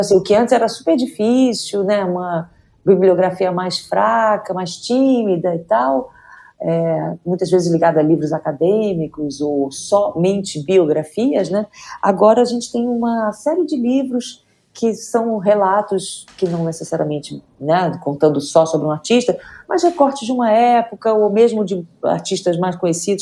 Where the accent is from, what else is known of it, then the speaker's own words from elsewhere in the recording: Rio de Janeiro, Brazil; now in São Paulo, Brazil; eu nasci no Rio de Janeiro, fui criado no Rio de Janeiro, mas moro em São Paulo a maior parte da, da minha vida.